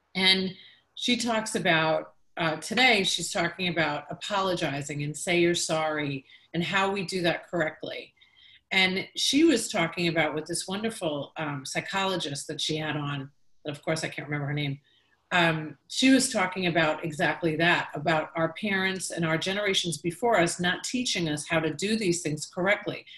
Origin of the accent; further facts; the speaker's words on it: Long Island, New York, United States; moved away as an adult; now in Tampa Bay, United States; I was from New York